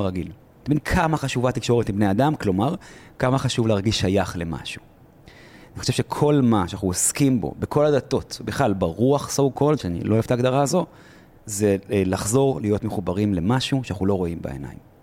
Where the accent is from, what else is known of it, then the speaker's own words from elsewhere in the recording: Israel; אני ישראלי ברמה חבריי, לוחם לשעבר